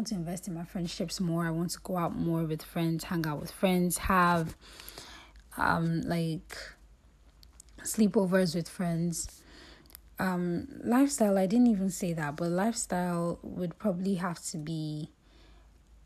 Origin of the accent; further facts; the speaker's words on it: Lagos, Nigeria; moved away as an adult; I grew up in Lagos